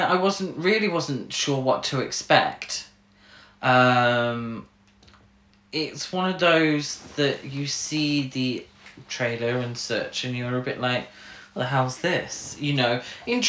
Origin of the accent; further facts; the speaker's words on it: United Kingdom; We're from Britain